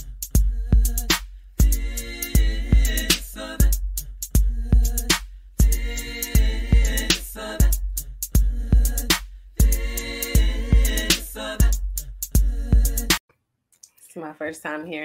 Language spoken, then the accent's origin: English; Maryland, United States; someone who's from Maryland and grew up like in that rural country type of area